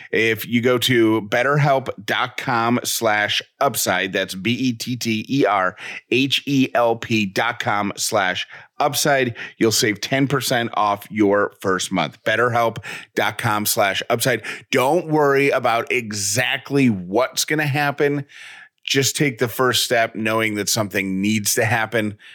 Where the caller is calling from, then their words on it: Cleveland, Tennessee, United States; I'm calling from Cleveland, Tennessee.